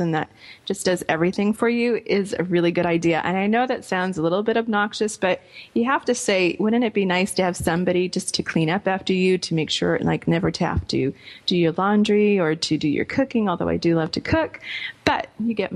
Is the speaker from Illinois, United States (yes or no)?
no; Rhode Island, United States; growing up in Rhode Island, of course, Newport was right down the street from where I was growing up